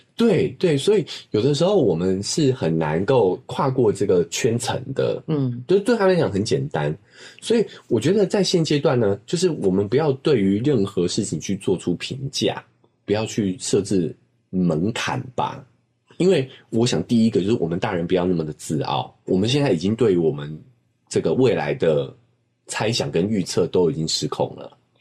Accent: Taiwan; 我们台湾人

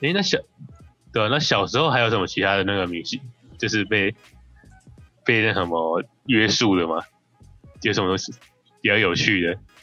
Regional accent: Taiwan; 我们台湾人

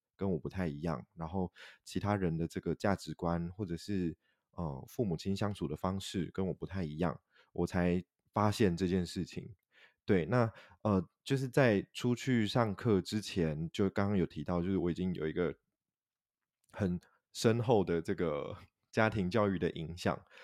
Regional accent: Taiwan; 我是韩国华侨的后代。那虽然我的父亲是韩国华侨，但是我本身在台湾土生土长

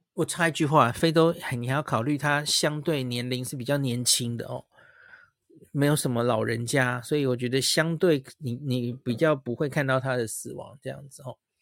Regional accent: Taiwan; 我们台湾人

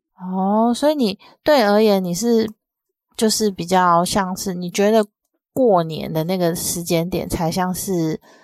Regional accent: southern Taiwan, Taiwan; moved away; 我之前在小，比较小的时候在南部

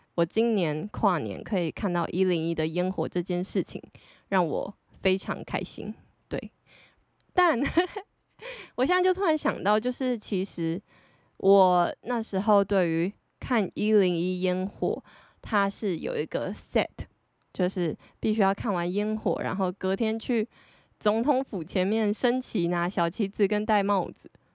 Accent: Taiwan; 身为台湾人

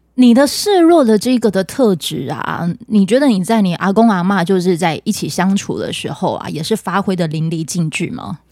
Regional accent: Pingtung County, Taiwan; 我是屏东人，你去到的各个地方啊。都是我熟悉的

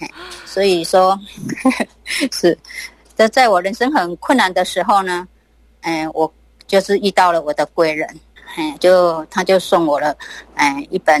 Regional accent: Tainan, Taiwan

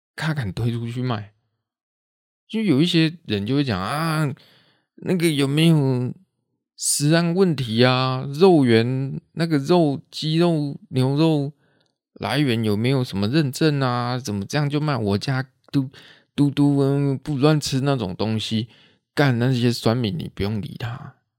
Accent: Taichung, Taiwan; 我现在都讲我们台中这边啦

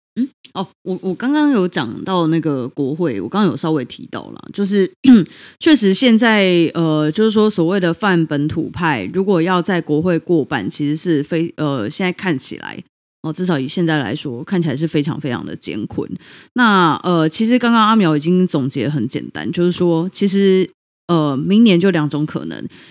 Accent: Taiwan; 我们台湾人

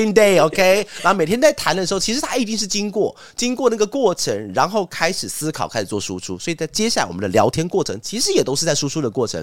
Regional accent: Taiwan; 我们台湾人的一些那种餐桌礼仪

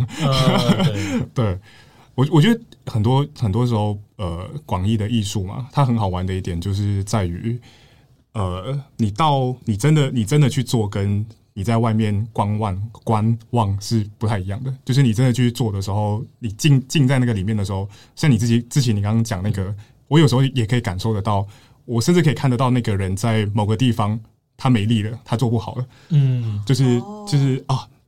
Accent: Malaysia; now in Taiwan; 你作为一个马来西亚人，或是你作为一个在台湾的马来西亚人，就诸如此类的，他很多时候一直在思考这个问题啊。

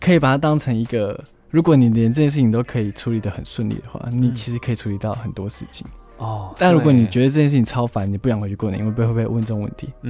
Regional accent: Yuanli, Miaoli County, Taiwan; first language Taiwanese Hokkien; Chinese is a second language; 我是苑里人， {S0} 哦，是苑里人， {S1} 对，然后所以我们从小就是讲台语长大的

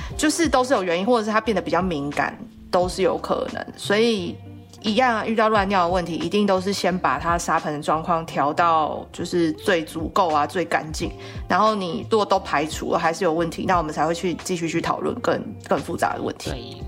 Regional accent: southern Taiwan, Taiwan; moved away; 我是南部来的小孩

